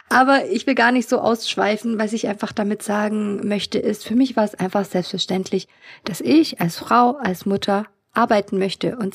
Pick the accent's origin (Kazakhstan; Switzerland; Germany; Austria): Kazakhstan; born there; Also ich bin ja in Kasachstan geboren und ich kann mich erinnern, dass sie immer ähm, ja so schick ähm, nach Hause kam.